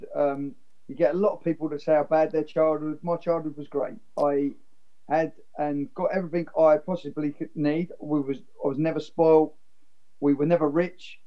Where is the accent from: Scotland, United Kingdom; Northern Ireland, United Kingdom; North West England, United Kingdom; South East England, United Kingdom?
South East England, United Kingdom; Crawley; also born or lived in Redhill; now in Dorking, United Kingdom; I was born in Crawley. And lived all of my childhood in Crawley. So Crawley's my hometown